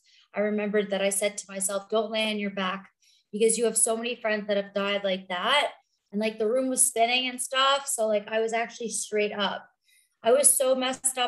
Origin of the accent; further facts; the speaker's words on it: New York and Long Island, United States; moved away as an adult; also born or lived in South Florida; now in Denver, United States; I grew up in New York and Long Island, and I was in New York until I was 29